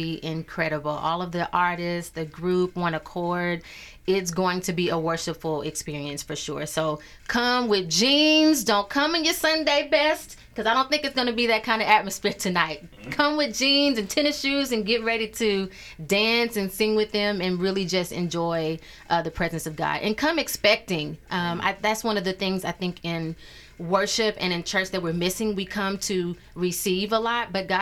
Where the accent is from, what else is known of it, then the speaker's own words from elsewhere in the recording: East St. Louis, Illinois, United States; also born or lived in Oklahoma / Wichita, Kansas; now in St. Louis, United States; Born and raised East St. Louis, Illinois